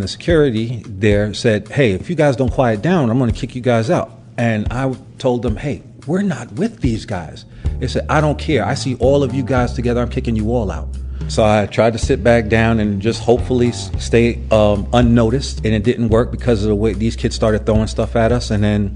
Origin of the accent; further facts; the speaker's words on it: New York City, New York, United States; growing up in Brooklyn, but I grew up during the crack era.